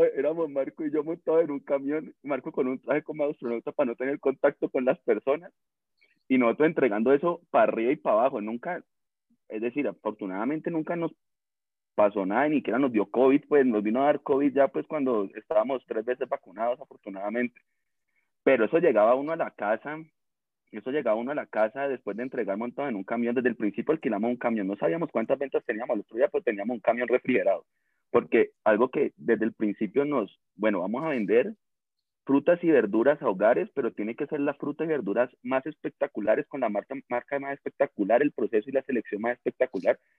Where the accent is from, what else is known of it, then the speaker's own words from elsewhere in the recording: Cali, Valle del Cauca, Colombia; caleño, recaleño